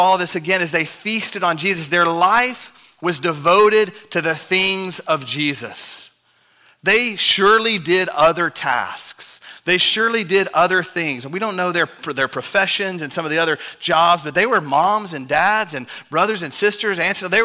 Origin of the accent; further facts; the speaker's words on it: Texas, United States; I'm a Texan